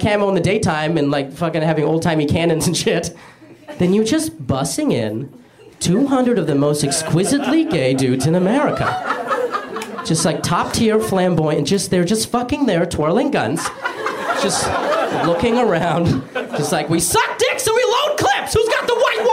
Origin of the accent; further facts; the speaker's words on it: Arizona, United States; I grew up in Arizona